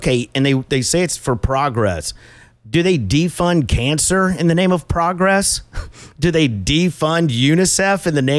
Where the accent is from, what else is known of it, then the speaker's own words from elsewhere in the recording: Bolivia; I'm from Bolivia.